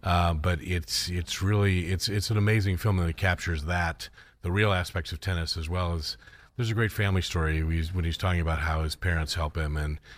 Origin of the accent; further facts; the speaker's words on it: Akron, Canton, Ohio, United States; So I'm also from Ohio.